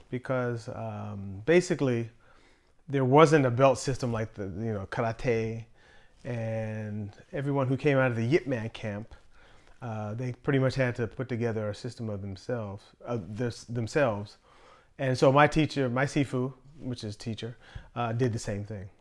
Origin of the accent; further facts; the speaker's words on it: Pittsburgh, Pennsylvania, United States; moved away as an adult; also born or lived in Virginia; I'm from Pittsburgh